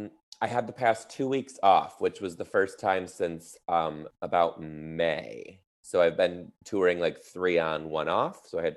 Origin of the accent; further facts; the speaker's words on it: Midwest, United States; now in Seattle, United States; I'm from the Midwest, and now I live in Seattle, the Pacific Northwest.